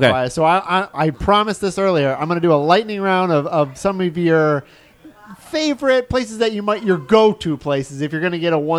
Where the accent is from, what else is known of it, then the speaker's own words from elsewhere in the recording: Alabama, United States; now in Central Florida, United States; Well, I came from Alabama.